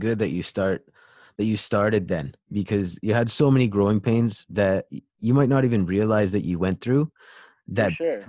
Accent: Kamloops, British Columbia, Canada; also born or lived in Surrey, British Columbia; Personally, I was born in Surrey, but then my parents moved 4 hours in to the interior in Kamloops.

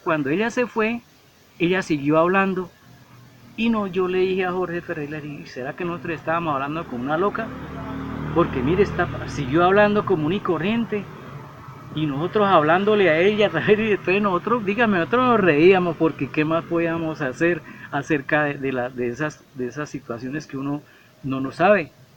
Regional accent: Bucaramanga, Santander, Colombia; soy nacido en Bucaramanga, eh, nacido en un barrio que se llama San Alonso. Actualmente vivo en el barrio Kennedy en la zona norte

